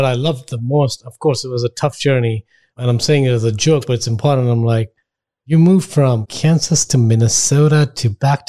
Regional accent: India; So every time I moved, when I came from India, I literally had a suitcase.

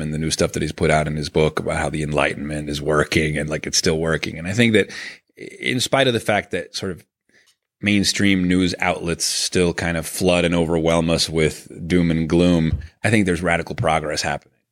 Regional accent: Venezuela; moved away; I grew up in Venezuela

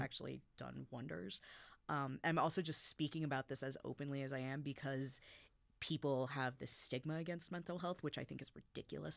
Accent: United States; I was growing up in America

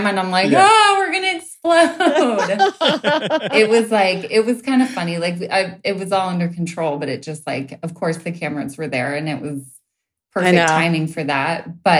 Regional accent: Laguna Beach, California, United States; moved away; also born or lived in Hawaii; I'm from Laguna Beach

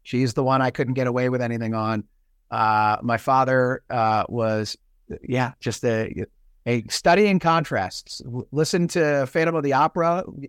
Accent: Virginia Beach, Virginia, United States; also born or lived in Pennsylvania / Washington, D.C.; Virginia and Pennsylvania. Virginia Beach, which again, actually, we were in D.C. first because he was at the Pentagon.

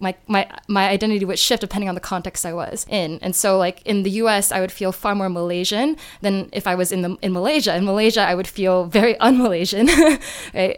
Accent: New Jersey, United States; moved away as an adult; also born or lived in North Carolina; now in China; I grew up in the Northeast in New Jersey

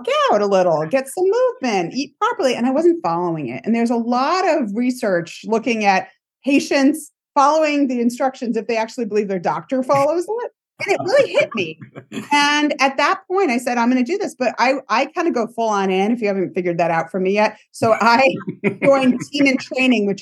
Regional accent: Rhode Island, United States; now in New York, United States; I grew up in Rhode Island

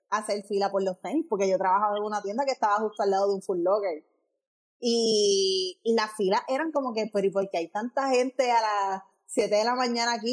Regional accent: Aguada, Puerto Rico; prefiero decir que soy de Aguada, decir que estoy de Ponce.

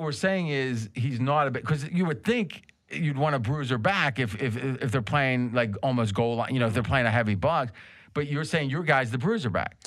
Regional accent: Ohio, United States; I grew up in Ohio

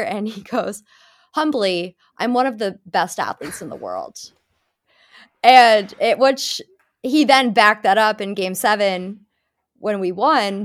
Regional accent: New England, United States; I'm from New England, puritanical, you know, New England family

